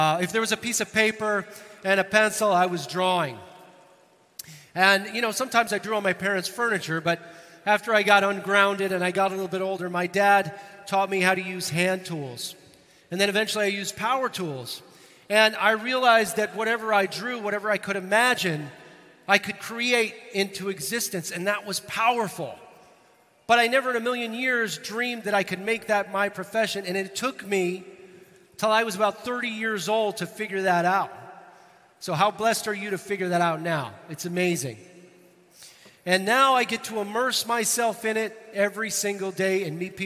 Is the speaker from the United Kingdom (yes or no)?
yes; Northern Ireland, United Kingdom; I'm hailing from Northern Ireland